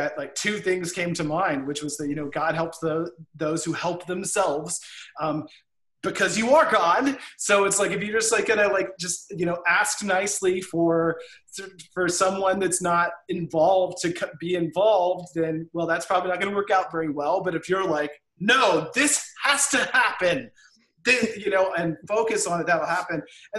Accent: Florida, United States; I'm from Florida.

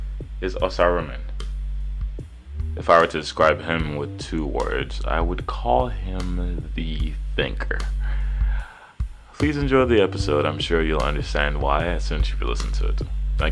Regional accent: Nigeria; I'm Nigerian, quote unquote.

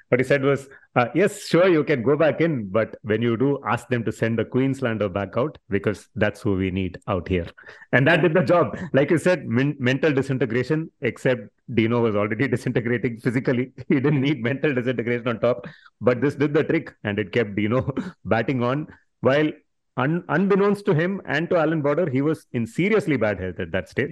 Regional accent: Chennai, Tamil Nadu, India; I grew up in Chennai

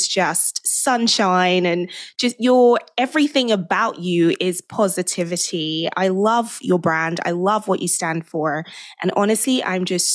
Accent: Nigeria; moved away; I grew up in Nigeria. I'm fully Nigerian.

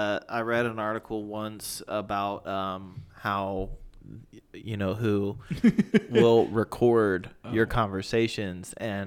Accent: United States; I'm American.

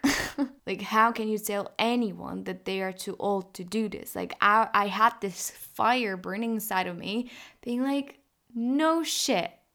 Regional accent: Poland; we're from Poland

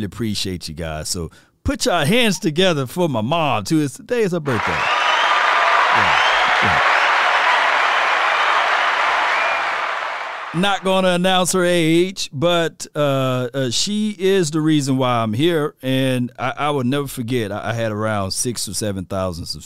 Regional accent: Natchez, Mississippi, United States; I'm from Natchez, Mississippi, not that far away from New Orleans

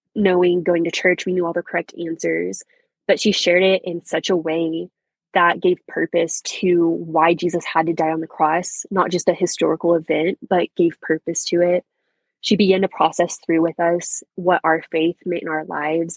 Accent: Canadian, Texas, United States; I was raised in a small town, good old Canadian Texas.

